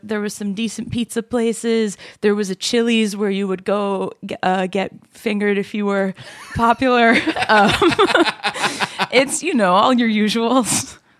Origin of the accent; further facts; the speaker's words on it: New York, United States; I'm a New Yorker